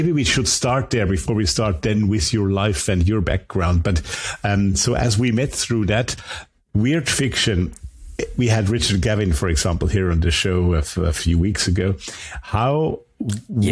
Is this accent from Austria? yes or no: yes; Austria; first language German; English is a second language; an Austrian guest here from my home country